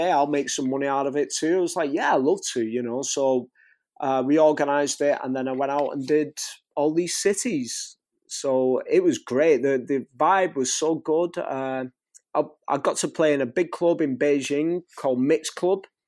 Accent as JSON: {"language": "English", "town": "St Helens", "region": "North West England", "country": "United Kingdom", "tie": "born or raised there", "accent": "Northwest England", "moved": "yes", "lives_now": "Warrington, United Kingdom", "said": "my hometown, in Saint Helens, and where I live now, in Warrington"}